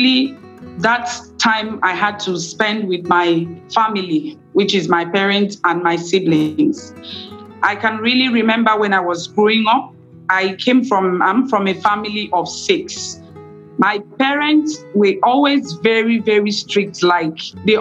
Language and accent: English; Nigeria; I am from Nigeria